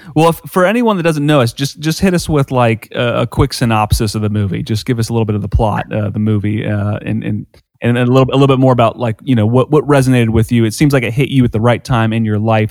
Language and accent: English; Dayton, Ohio, United States; I'm from I'm from Dayton